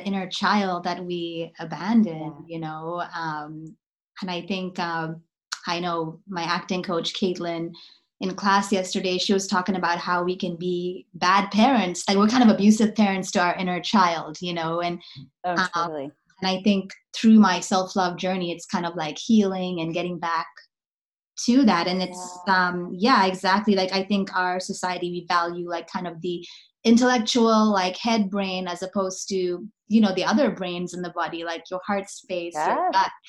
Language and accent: English; South Africa; I'm from South Africa